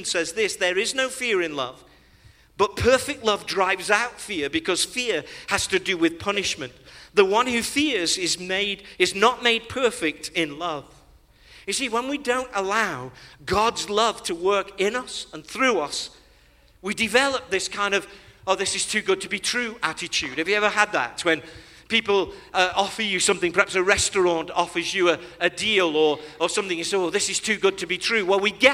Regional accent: England, United Kingdom; when we were growing up in Great Britain

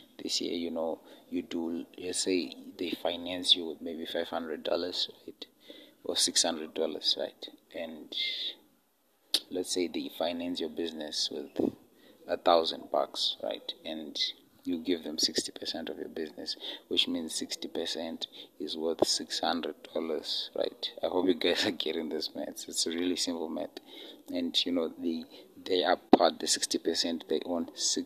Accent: Zimbabwe; my home country, Zimbabwe, in Africa

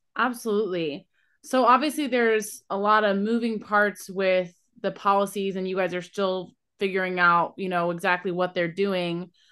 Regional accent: Columbus, Ohio, United States; I'm from Columbus originally, so also from nowhere near the ocean

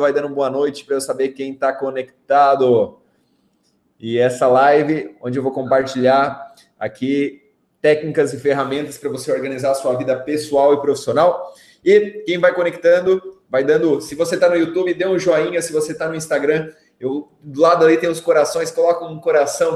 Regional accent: Brazil; de Maruí, minha cidade natal.

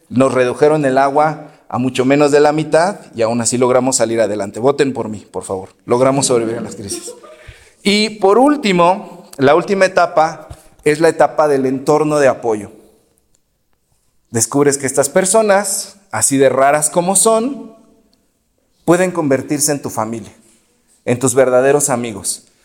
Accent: Exlalpan, State of Mexico, Mexico; now in Anáhuac, Mexico; yo hablo de donde yo vengo, en Exlalpan, la gente está peleada, es gente muy liosa, lo sabe la pastora que también estuvo allá. Pero aquí en Anáhuac yo sé que eso no pasa

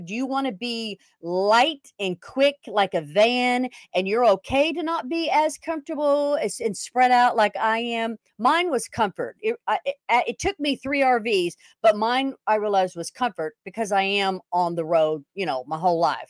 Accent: Weatherford, Texas, United States; moved away; also born or lived in Houston, Texas; I was born in Houston, Texas, but we moved to Weatherford, a little teeny town, of nothing and nowhere, and, you know, I had five brothers and sisters, like I said, and we didn't have any money. We lived in a trailer quite a bit

